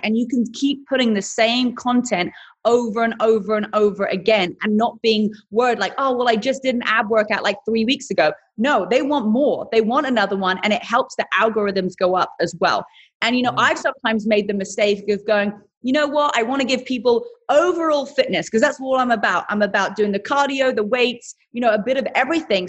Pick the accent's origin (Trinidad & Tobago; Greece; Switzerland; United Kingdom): United Kingdom; England; accent: British; moved away as an adult; also born or lived in London; now in United States; originally I'm from England and I came to America 22, 23 years old